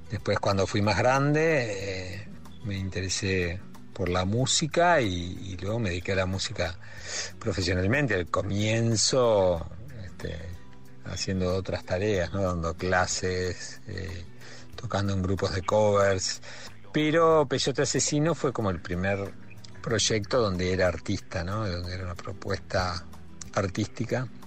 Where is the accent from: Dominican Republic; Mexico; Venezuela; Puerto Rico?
Mexico; also born or lived in Montevideo, Uruguay; Nos fuimos a México, yo me crié en México y un poco en ese ambiente de la cultura de los uruguayos exiliados.